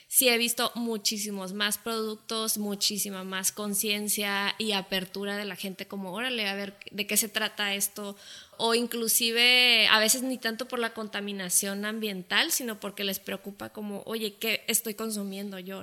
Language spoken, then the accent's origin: Spanish; Mexico; nosotros como cultura mexicana